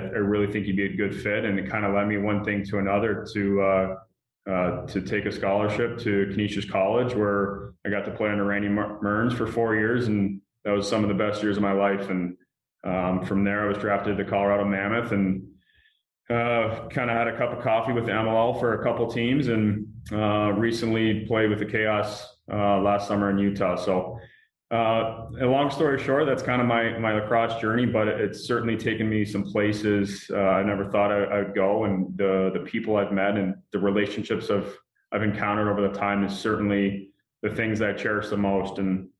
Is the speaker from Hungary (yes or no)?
no; Canada; being a Canadian kid, you played hockey in the winters, and I was big into soccer and in the summers.